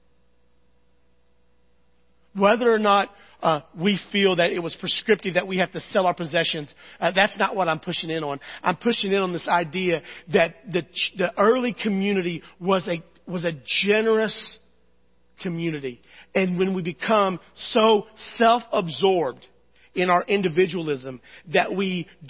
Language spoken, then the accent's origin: English; United States; I love being American